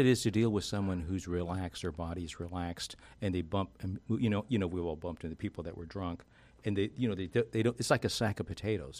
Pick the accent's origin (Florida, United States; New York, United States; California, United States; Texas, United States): Texas, United States; I'm not O C, I'm, I'm from Texas.